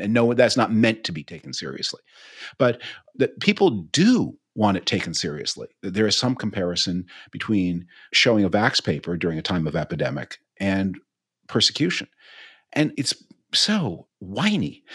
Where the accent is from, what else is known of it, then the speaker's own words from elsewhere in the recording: Canada; moved away; as a Canadian